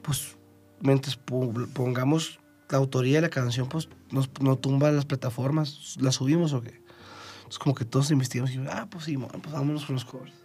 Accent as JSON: {"language": "Spanish", "region": "Chihuahua", "country": "Mexico", "moved": "yes", "lives_now": "Mexico City, Mexico", "said": "yo soy de Chihuahua"}